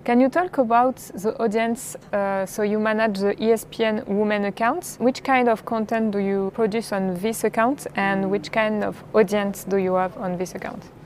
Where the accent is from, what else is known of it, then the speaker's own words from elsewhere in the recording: France; accent: French; English is a second language; As you can hear from my accent, I'm French.